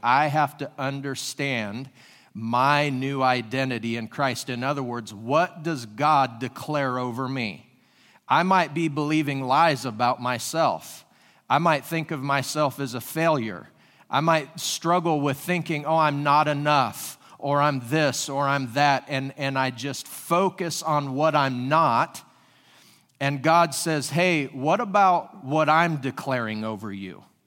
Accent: Washington, United States; moved away as an adult; also born or lived in California; now in Springfield, Ohio, United States; I was born and raised in Washington State

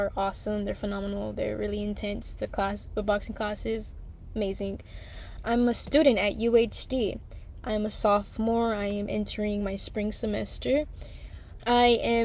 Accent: Houston, Texas, United States; I'm from Houston, Texas, on the north side.

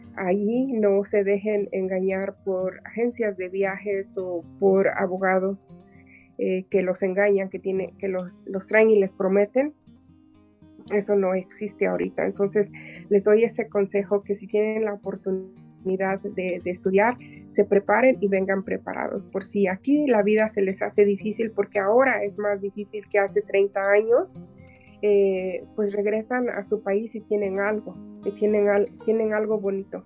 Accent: Oaxaca, Mexico; now in Los Angeles, United States; mi cultura oaxaqueña

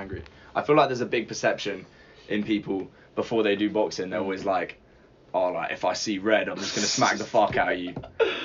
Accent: Surrey, South East England, United Kingdom; I'm from Surrey

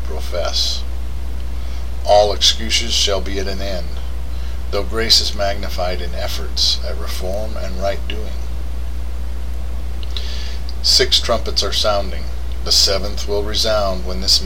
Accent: United States; as an American

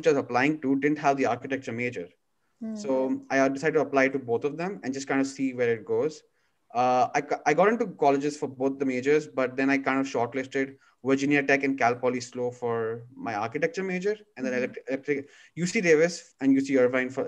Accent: Dubai, United Arab Emirates; now in California, United States; my growing up in Dubai

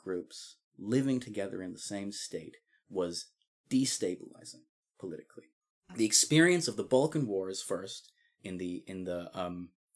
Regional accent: Scotland, United Kingdom; as a Scottish person

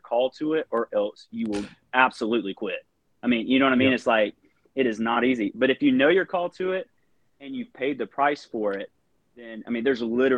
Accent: the Bible Belt, United States; we all grew up in the Bible Belt

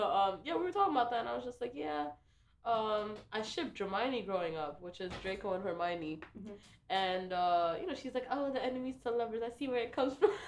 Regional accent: New York City, New York, United States; I'm from the Bronx. Born and bred in New York City.

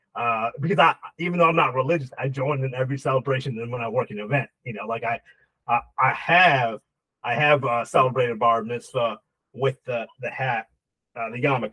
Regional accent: Hackensack, New Jersey, United States; I'm from Hackensack, New Jersey, you know, right down.

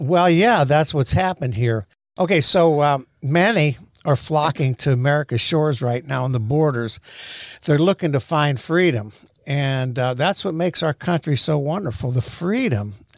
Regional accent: United States; moved away as an adult; also born or lived in Haiti / Israel / China; as being an American

